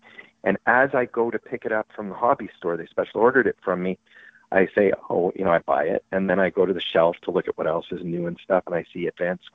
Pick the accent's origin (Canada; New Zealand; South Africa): Canada; Montreal, Quebec; moved away; also born or lived in North Carolina; I'm from Montreal in Canada